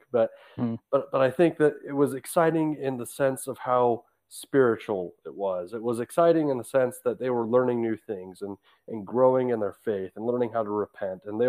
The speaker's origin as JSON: {"language": "English", "town": "Syracuse", "region": "Utah", "country": "United States", "said": "I am from Syracuse, Utah"}